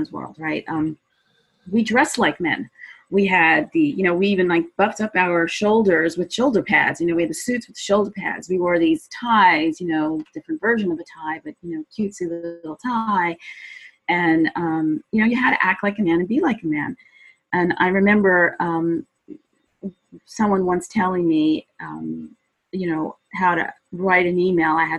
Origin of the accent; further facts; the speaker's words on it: New York City, New York, United States; I was from Brooklyn